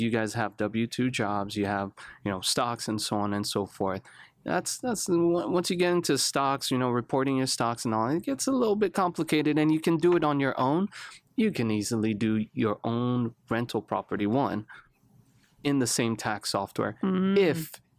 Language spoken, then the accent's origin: English; Nigeria; So I'm a Nigerian background. Grew up in Nigeria. Grew up kind of all over the place.